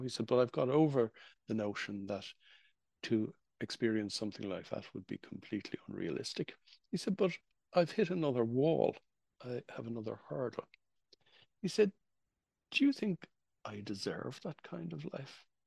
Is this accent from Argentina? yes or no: no; Ireland; I was growing up in Ireland in the 1960s